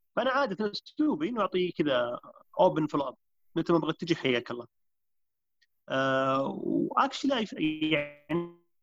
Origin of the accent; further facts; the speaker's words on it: Riyadh, Riyadh Province, Saudi Arabia; also born or lived in Canada; انا شاب سعودي عمري 34 آه، سنه نشات وترعرعت في في الرياض